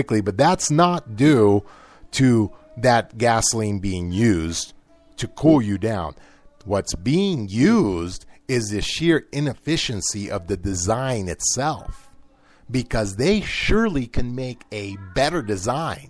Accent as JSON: {"language": "English", "country": "United States", "said": "I'm an American"}